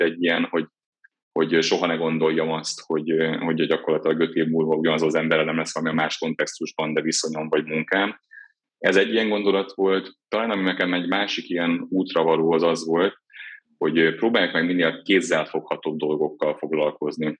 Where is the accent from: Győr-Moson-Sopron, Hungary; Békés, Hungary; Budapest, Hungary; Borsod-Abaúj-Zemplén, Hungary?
Borsod-Abaúj-Zemplén, Hungary; Miskolc; Miskolcon születtem, egy kicsi lakásban, édesapámmal, édesanyámmal laktam együtt bátyámmal